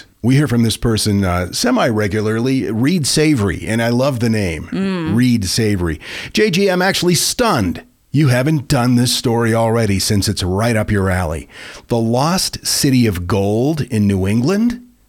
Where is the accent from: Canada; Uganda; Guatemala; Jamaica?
Guatemala; I grew up in Guatemala, and although I have several interesting stories to share, I wanted to share this particular tale.